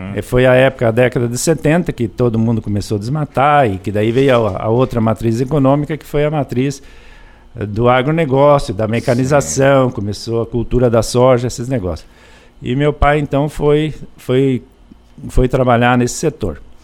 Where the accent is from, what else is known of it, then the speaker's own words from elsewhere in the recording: Enéas Marques, Paraná, Brazil; a história nossa eh, começou em Enéas Marques, foi é onde eu nasci